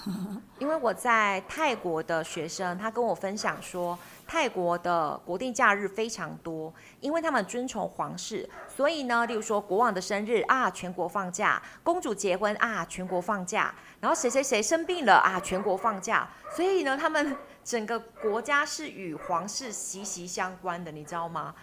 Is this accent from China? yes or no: no; Taiwan; also born or lived in Finland; 我们台湾人要花十万、二十万去追极光